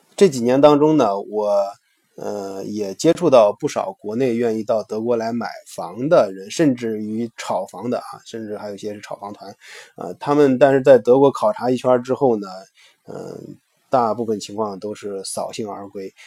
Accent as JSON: {"language": "Chinese", "country": "China", "said": "我们中国人"}